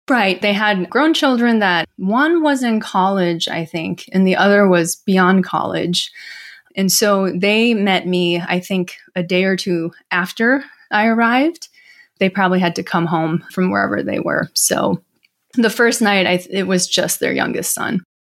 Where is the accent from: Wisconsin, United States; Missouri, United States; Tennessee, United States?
Wisconsin, United States; Milwaukee; also born or lived in South Korea; this family from Milwaukee, Wisconsin, actually. I grew up in the Midwest